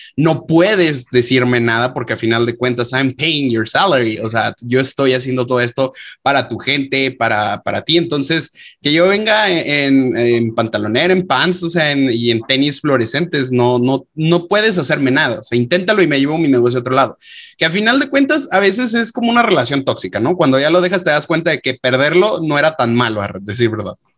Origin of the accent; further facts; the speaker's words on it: Mexico; nosotros como mexicanos